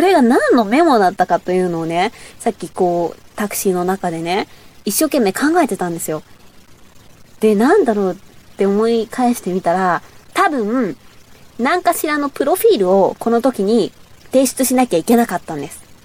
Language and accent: Japanese; Bōsō, Chiba, Japan; accent: Bōsō dialect; 千葉県なんですけど、房総の方の出身なんで、ちょっと房総弁っていうのがあって